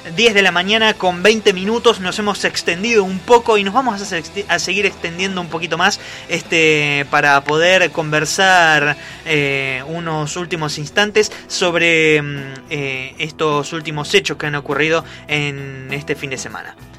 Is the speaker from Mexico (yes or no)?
no; Argentina; nuestro país